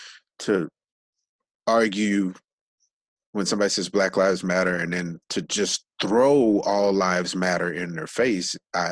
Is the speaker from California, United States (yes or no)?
yes; Los Angeles, California, United States; when I was growing up in South Central